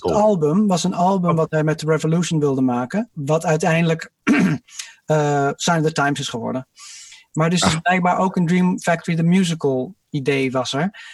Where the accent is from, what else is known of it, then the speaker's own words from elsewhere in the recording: England, United Kingdom; als Engelsman